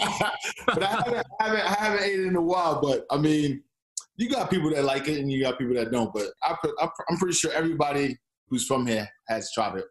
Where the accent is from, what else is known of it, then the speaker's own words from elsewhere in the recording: New York, United States; moved away as an adult; also born or lived in Boston, Massachusetts / Florida; now in Toronto, Canada; I grew up in New York